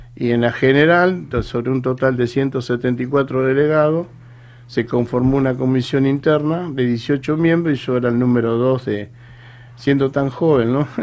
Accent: Tigre, Buenos Aires Province, Argentina; also born or lived in Salta; Yo soy oriundo acá de Tigre, Carupa Vieja y Peligro

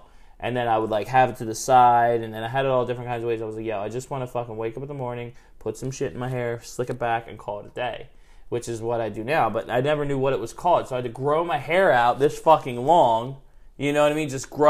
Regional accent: Glassboro, New Jersey, United States

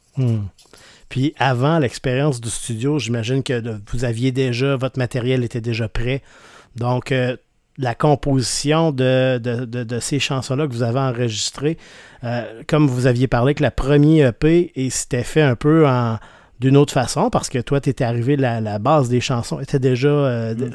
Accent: Rimouski, Quebec, Canada; Je viens de Rimouski

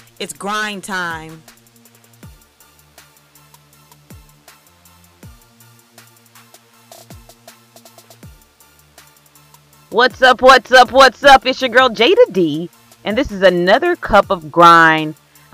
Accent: Memphis, Tennessee, United States; Memphis, Tennessee, my hometown.

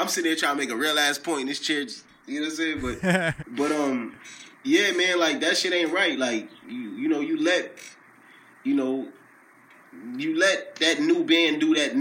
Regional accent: Peekskill, New York, United States; now in White Plains, United States; I'm from Peekskill, New York, but I live in White Plains, New York right now

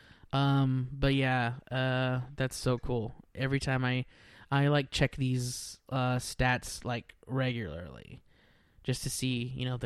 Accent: Weslaco, Texas, United States; now in Dallas, United States; Weslaco. That's my hometown. That's my hometown

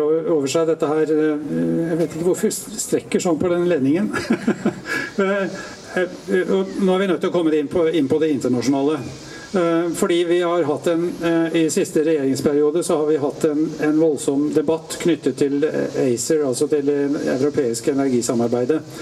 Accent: Tjøme, Vestfold, Norway; der jeg kommer fra, på Tjøme

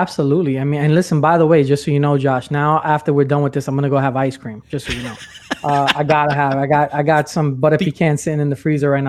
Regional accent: New York, United States; moved away as an adult; now in Orlando, United States; I'm originally from New York. I'm not in New York anymore. I'm in Orlando.

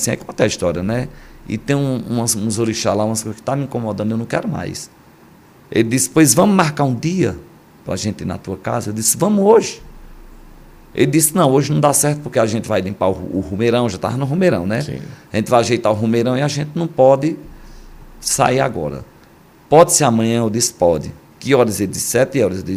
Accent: Northeast Region, Brazil; eu só durmo de rede, certo. sou bem nordestino mesmo.

